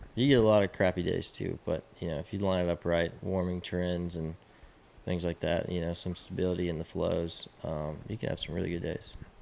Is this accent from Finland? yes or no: no; Austin, Texas, United States; I, I grew up in Austin